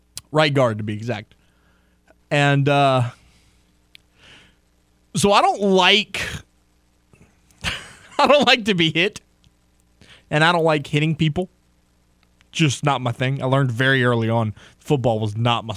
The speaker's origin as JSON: {"language": "English", "town": "Crowley", "region": "Louisiana", "country": "United States", "tie": "born or raised there", "said": "I grew up in Crowley."}